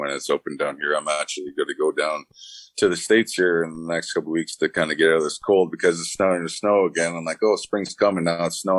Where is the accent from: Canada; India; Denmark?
Canada; being Canadian